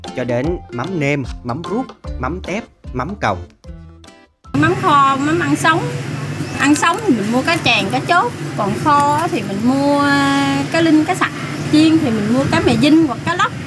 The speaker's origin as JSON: {"language": "Vietnamese", "region": "Mekong Delta", "country": "Vietnam", "tie": "born or raised there", "said": "ở quê tôi, hầu như người lớn ai cũng thuộc lao cách làm mắm đồng"}